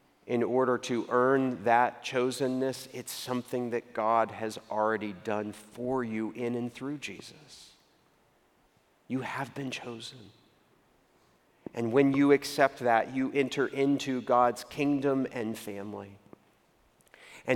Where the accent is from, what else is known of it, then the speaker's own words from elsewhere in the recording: Waco, Texas, United States; moved away as an adult; also born or lived in New York City; I grew up in the Greater Metropolitan Cultural Center of Waco, Texas.